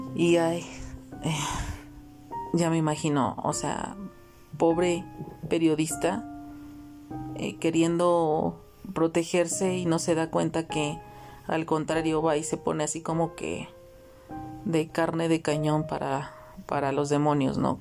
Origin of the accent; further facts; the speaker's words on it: Mexico; mi país México, porque yo transmito desde México, yo soy mexicana.